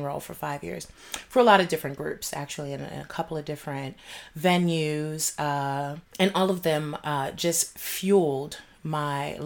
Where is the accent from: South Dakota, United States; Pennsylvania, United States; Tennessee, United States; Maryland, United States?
Maryland, United States; Baltimore; I'm from Baltimore, Maryland